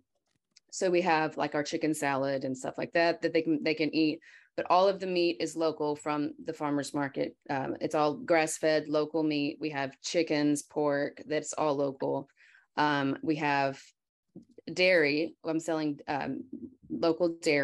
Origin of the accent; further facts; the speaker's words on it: Paris, Texas, United States; 17 years ago, we moved back to my hometown, which is Paris